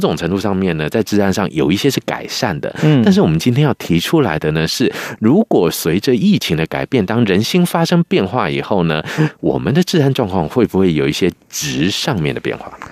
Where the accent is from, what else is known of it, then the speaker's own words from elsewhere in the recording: Taiwan; 我们台湾人